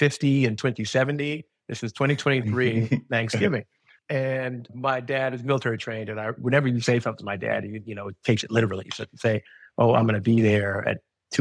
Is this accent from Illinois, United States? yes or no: yes; Chicago, Illinois, United States; I'm from Chicago